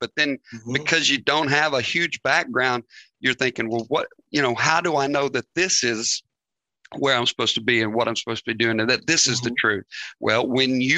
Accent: Northeast Arkansas, United States; moved away; we were born and raised in Northeast Arkansas

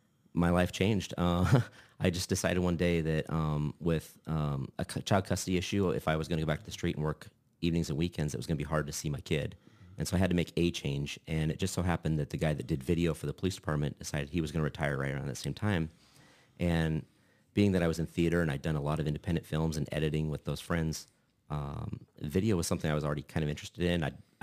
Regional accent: Lincoln, Nebraska, United States; Born and raised. I escaped for 2 years, went to Kearney for school for a couple of years, and decided that smaller wasn't my thing and came back to Lincoln

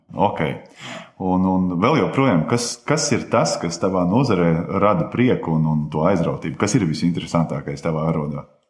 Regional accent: Rūjiena, Valmiera Municipality, Latvia; manā dzimtajā pilsētā, Rujanā

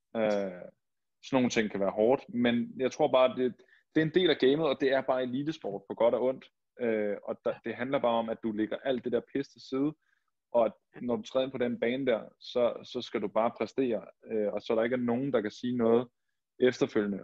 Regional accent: Denmark; moved away as an adult; also born or lived in Barcelona / Hamburg / Hannover

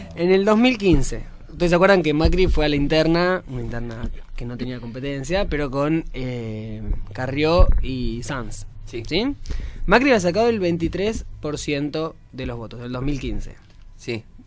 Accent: Lanús, Buenos Aires Province, Argentina; yo soy de Lanús

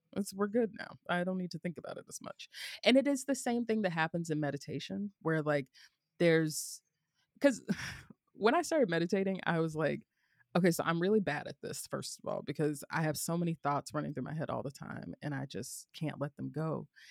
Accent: the South, United States; growing up in the South

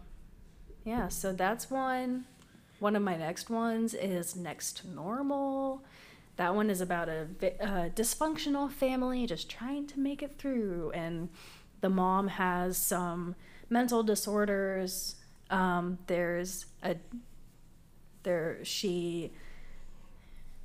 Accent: Waxahachie, Texas, United States; I'm from Waxahachie and I drove all the way over here

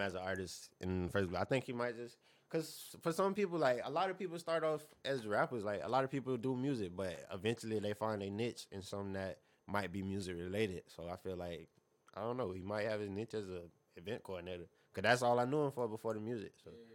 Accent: Fort Myers, Florida, United States; growing up in Fort Myers

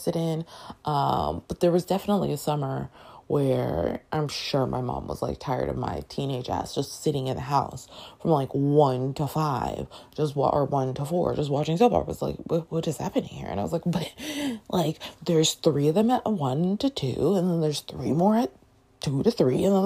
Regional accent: Toronto, Ontario, Canada; now in United States; Growing up in Toronto, Canada

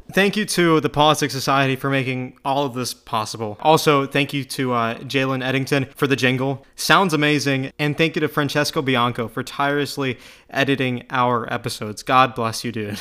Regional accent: United States; as an American

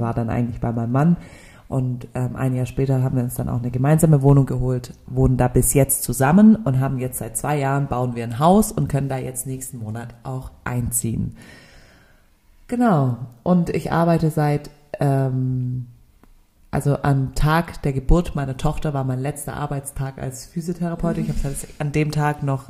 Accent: Stuttgart, Baden-Württemberg, Germany; also born or lived in Nürtingen / Tübingen; bin hier in Stuttgart geboren

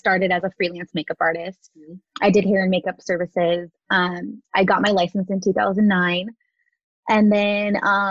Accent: Southern California, United States; I was born and raised here in Southern California.

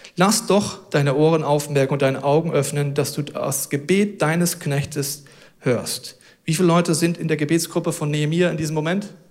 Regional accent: Germany; wir sind Deutsche.

